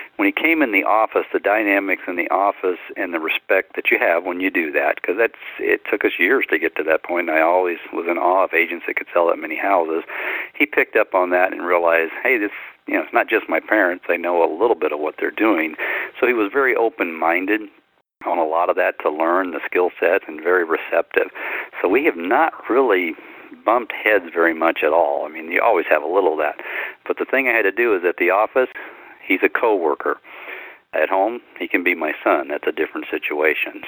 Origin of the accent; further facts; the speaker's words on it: Louisiana, United States; moved away as an adult; I grew up in Louisiana